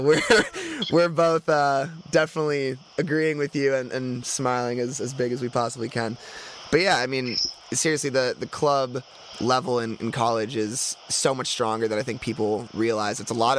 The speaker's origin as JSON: {"language": "English", "region": "Southern California", "country": "United States", "tie": "born or raised there", "said": "I grew up in Southern California, and I grew up around a lot of these top players."}